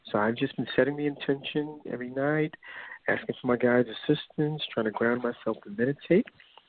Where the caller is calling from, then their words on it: New York, United States; I'm from New York.